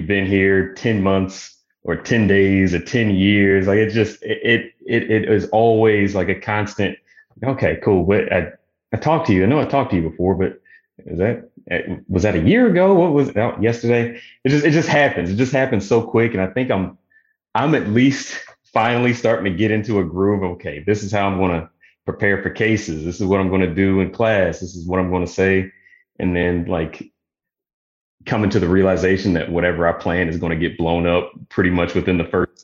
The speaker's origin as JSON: {"language": "English", "region": "Virginia", "country": "United States", "also_born_or_lived": "Oklahoma", "moved": "as an adult", "said": "I'm originally from Virginia. So moved back to Virginia area to be closer to family"}